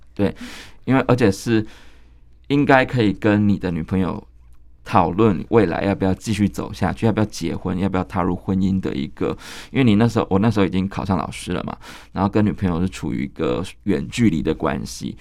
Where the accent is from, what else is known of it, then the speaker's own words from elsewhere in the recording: Kaohsiung, Taiwan; 我们高雄人就会记得那个奇经海，海水浴场有一段时间是关闭的